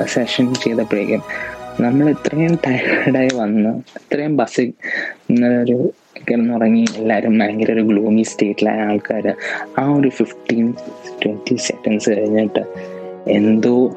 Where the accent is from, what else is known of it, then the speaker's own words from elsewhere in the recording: Ernakulam, Kerala, India; എറണാകുളത്തു നിന്നാണ്